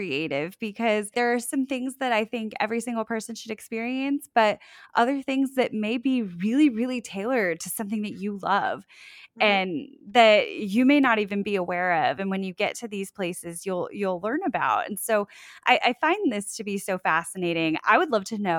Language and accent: English; South Florida, United States; moved away as an adult; also born or lived in Orlando; now in Sanford, United States; I'm originally from South Florida, just north of Fort Lauderdale, and moved to Orlando for college, and I live in Sanford